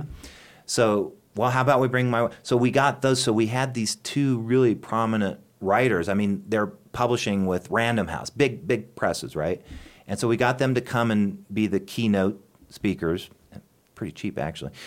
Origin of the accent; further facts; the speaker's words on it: Kimball, Nebraska, United States; moved away as an adult; also born or lived in Arizona; now in Chadron, United States; I grew up in Kimball, Nebraska